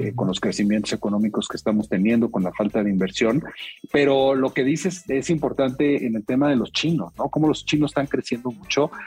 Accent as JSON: {"language": "Spanish", "country": "Mexico", "said": "En México"}